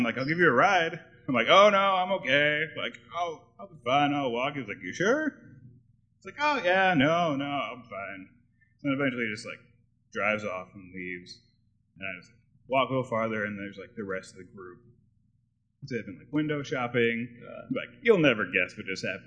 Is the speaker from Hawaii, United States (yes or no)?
no; Minnesota, United States; I'm from America. I live in Minnesota.